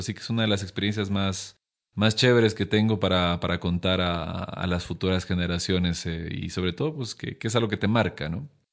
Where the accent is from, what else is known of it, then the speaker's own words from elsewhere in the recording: Loja, Ecuador; moved away as an adult; Yo me fui hace siete años de Loja